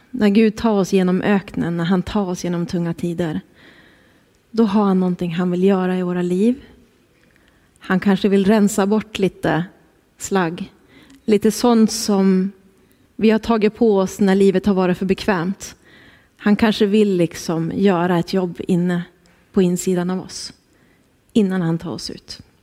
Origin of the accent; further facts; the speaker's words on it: Skellefteå, Västerbotten County, Sweden; moved away as an adult; now in Härnösand, Sweden; Kul att få vara här hemma i Skellefteå.